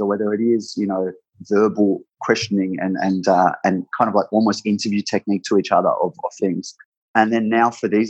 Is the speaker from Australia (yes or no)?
yes; Sydney, New South Wales, Australia; So I was born and raised in Sydney, in the east, like around the eastern suburbs, near Bondi. It's called Coogee